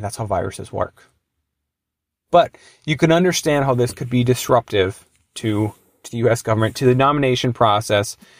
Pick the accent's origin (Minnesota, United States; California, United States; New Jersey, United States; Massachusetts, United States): Minnesota, United States; Duluth; Duluth, which is my hometown